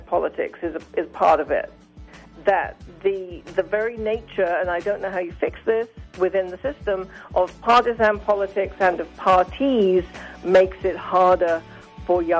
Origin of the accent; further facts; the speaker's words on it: United Kingdom; now in United States; I come from Great Britain